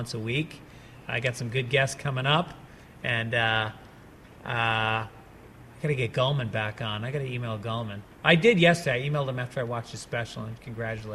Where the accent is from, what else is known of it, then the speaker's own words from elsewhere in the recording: New York, United States; being a New Yorker